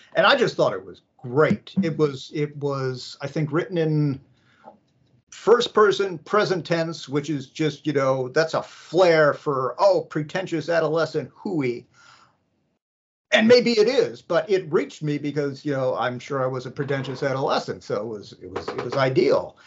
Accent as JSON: {"language": "English", "town": "San Francisco", "region": "California", "country": "United States", "tie": "born or raised there", "said": "I I grew up in San Francisco"}